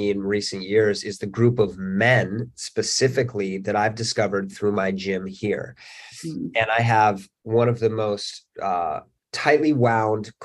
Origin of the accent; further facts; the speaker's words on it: Salt Lake City, Utah, United States; also born or lived in Canmore / Boulder / Bozeman; now in Los Angeles, United States; I grew up in Salt Lake City.